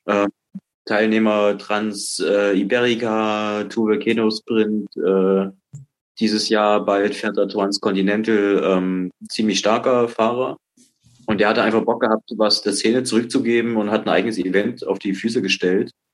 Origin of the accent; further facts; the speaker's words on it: Dresden, Saxony, Germany; also born or lived in Baltic coast; habe jahrelang äh, als Kind an der Ostsee gewohnt, bin dann nach Sachsen gekommen, nach Dresden, wohne jetzt seit der Wende hier.